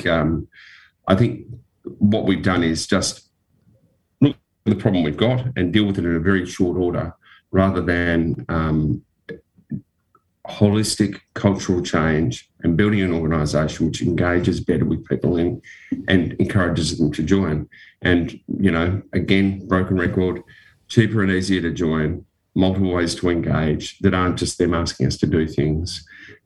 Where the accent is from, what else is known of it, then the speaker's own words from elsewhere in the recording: Western Australia, Australia; When I grew up in Western Australia